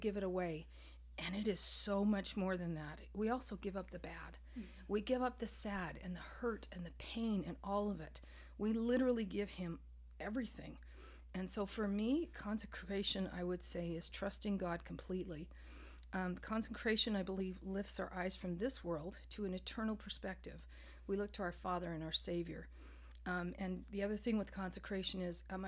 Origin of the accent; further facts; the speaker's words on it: Canada; moved away; I grew up in Canada